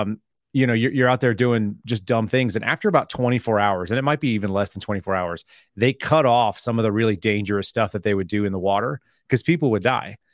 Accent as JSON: {"language": "English", "town": "Austin", "region": "Texas", "country": "United States", "also_born_or_lived": "Oklahoma", "said": "I'm from Austin, Texas."}